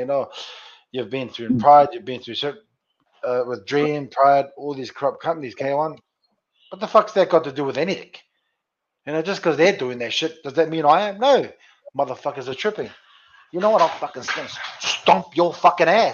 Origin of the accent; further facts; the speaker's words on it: Sydney, New South Wales, Australia; my hometown of Sydney